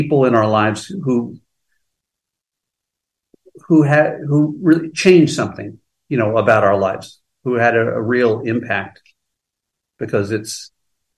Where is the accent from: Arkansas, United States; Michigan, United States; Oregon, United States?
Arkansas, United States; Pocahontas; a kid growing up in Pocahontas, Arkansas, particularly with my dad